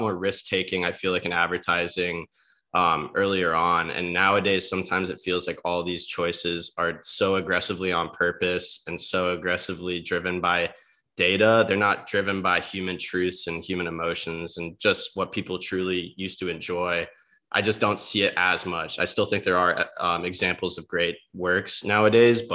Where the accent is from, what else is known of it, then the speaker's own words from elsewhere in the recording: Celebration, Florida, United States; moved away as an adult; now in Charlotte, United States; I grew up in basically like the second pick for the Truman Show. And no, seriously, in Orlando, Florida, Celebration